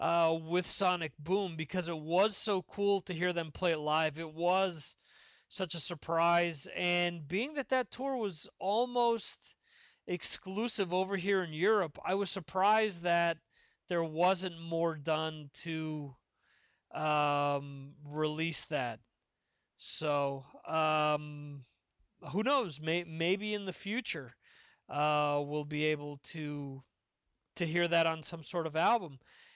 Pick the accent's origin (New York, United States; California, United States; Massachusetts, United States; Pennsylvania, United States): New York, United States; Queens; we grew up in Queens with them, we always knew them.